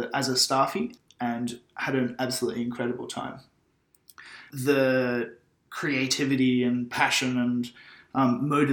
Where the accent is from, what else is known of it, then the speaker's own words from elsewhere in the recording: Byron Bay, New South Wales, Australia; I grew up in Byron Bay, went to high school at Byron Bay Public School